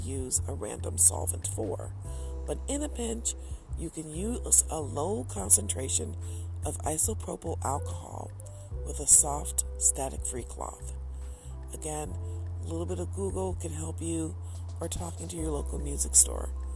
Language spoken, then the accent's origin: English; Detroit, Michigan, United States; growing up in Detroit